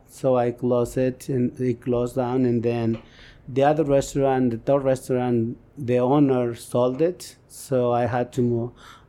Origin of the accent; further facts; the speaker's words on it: Mexico; moved away as an adult; also born or lived in Bronx, New York; now in United States; I was born and raised in Mexico.